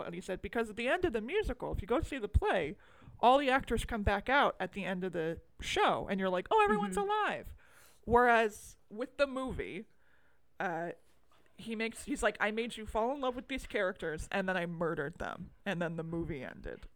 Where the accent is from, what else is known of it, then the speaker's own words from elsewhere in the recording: United States; I'm American